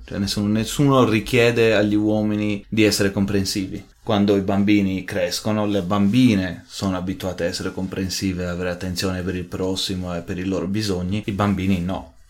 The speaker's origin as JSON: {"language": "Italian", "region": "Sardinia", "country": "Italy", "tie": "born or raised there", "moved": "as an adult", "lives_now": "Munich, Germany", "said": "sono nato e cresciuto in Sardegna"}